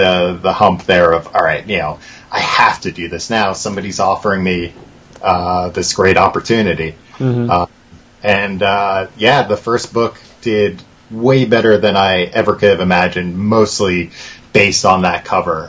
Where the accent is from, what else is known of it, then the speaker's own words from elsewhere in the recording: Long Island, New York, United States; I am originally from Long Island. So I'm from about, you know, an hour east of Brooklyn